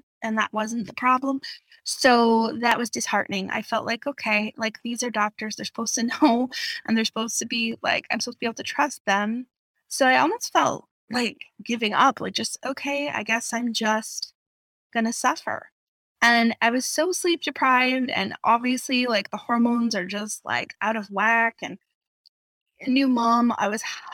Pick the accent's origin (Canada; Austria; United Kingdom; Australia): Canada; outside of Vancouver, British Columbia; also born or lived in Calgary; I moved back to home outside of Vancouver